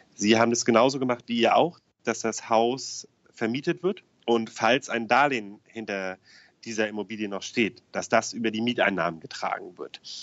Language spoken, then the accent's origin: German; Eutin, Schleswig-Holstein, Germany; also born or lived in Hamburg; ich ja gebürtig Eutiner bin. Und ich hoffe, mich verurteilt jetzt keiner, dass ich Schleswig-Holsteiner bin